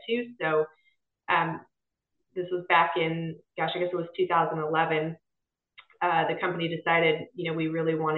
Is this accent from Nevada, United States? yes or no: yes; Las Vegas, Nevada, United States; moved away as an adult; also born or lived in Boston / San Diego; now in North Carolina, United States; I'm actually second generation, born and raised